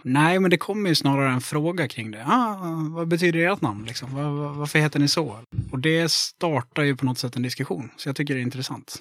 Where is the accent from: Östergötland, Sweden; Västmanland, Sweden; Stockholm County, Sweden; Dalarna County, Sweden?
Dalarna County, Sweden; Mora; accent: Dalarna; moved away as an adult; now in Gothenburg, Sweden; Jag kommer från Mora i Dalarna